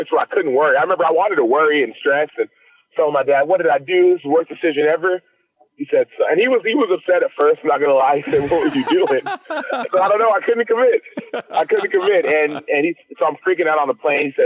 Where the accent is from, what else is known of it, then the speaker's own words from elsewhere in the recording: Dallas, Texas, United States; I'm from Dallas